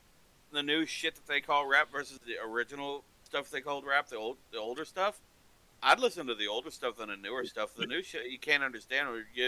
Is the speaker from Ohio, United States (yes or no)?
no; Texas Panhandle, United States; I was born in the Texas Panhandle and they. Nothing but country around.